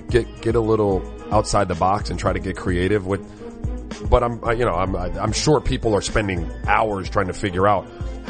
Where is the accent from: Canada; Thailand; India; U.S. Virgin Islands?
U.S. Virgin Islands; St. Croix; now in Miami, United States; You know, I have Caribbean roots, right? Like I grew up in St. Croix and here in Miami. I also spent a lot of time on the West Coast.